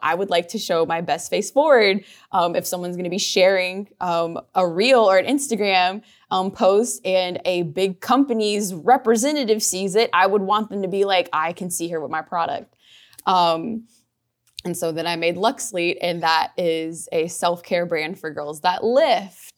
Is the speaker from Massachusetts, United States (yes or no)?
no; New Orleans, Louisiana, United States; I'm from New Orleans. I'm from the West Bank of New Orleans